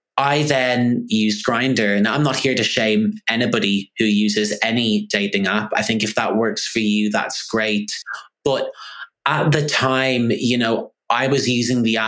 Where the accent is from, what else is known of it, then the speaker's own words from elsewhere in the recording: Dublin, Leinster, Ireland; moved away as an adult; now in London, United Kingdom; where I grew up in Dublin